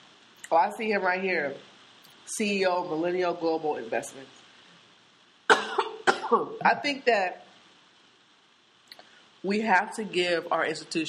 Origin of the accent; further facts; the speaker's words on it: Seattle, Washington, United States; we grew up in Seattle